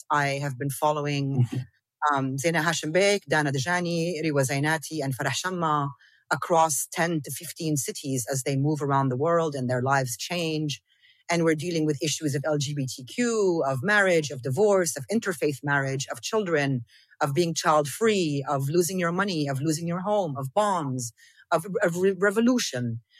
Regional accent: South Governorate, Lebanon; I didn't grow up in Palestine. But I'm from South Lebanon. And for me, South Lebanon and Northern Palestine, they are the exact same thing.

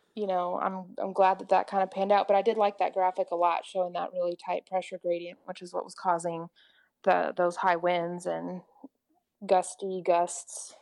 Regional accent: Oklahoma, United States; I'm … in Oklahoma

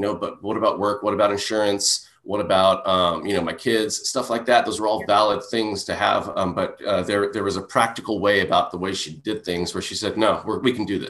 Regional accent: Hauula, Hawaii, United States; moved away as an adult; also born or lived in Boise, Idaho / New York; I'm from Haula. Near the north shore of Oahu. And, you know, my life has been always back and forth between traveling and back to Haula.

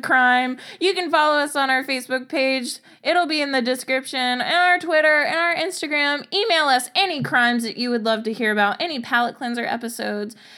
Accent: Covington, Louisiana, United States; I grew up near Covington, Louisiana

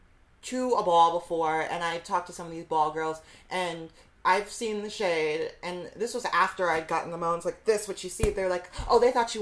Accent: Fort Wayne, Indiana, United States; now in New York City, United States; I'm from Fort Wayne, Indiana

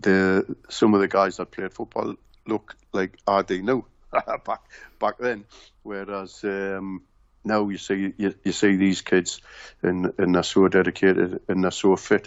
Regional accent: Newcastle upon Tyne, North East England, United Kingdom; From the Benwell area where I was born and brought up

